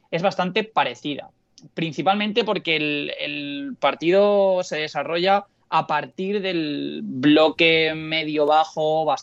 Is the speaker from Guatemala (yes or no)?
no; Canary Islands, Spain; por otro lado, no quisiera, no quisiera hacerlo de comportarte del lugar del que vienes, porque yo vengo de Canarias.